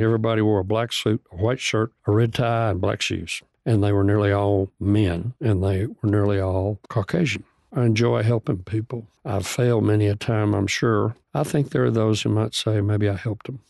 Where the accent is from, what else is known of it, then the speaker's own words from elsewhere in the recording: Bonham, Texas, United States; moved away as an adult; now in Lubbock, United States; I grew up in Bonham, which is, uh, northeast of Dallas